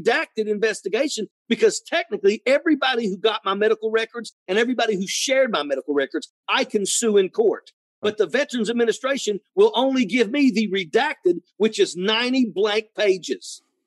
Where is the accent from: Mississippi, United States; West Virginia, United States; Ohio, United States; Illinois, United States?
West Virginia, United States; Logan County; born or raised there